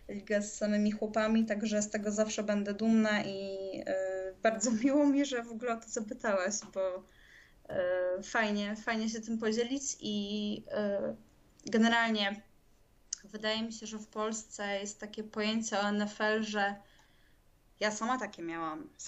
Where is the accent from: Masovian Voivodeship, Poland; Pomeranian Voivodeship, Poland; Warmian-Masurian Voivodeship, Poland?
Masovian Voivodeship, Poland; Warsaw; moved away; Ja z Warszawy